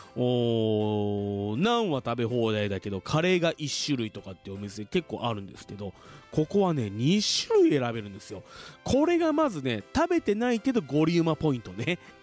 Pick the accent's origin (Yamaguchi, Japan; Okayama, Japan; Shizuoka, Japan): Shizuoka, Japan; Fuji; 生まれも育ちも静岡県富士市